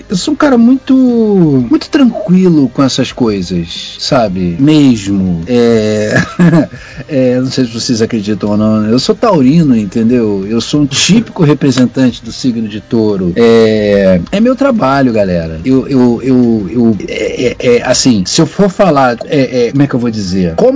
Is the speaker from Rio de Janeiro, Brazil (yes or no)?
yes; Rio de Janeiro, Brazil; eu fui criado em Botafogo.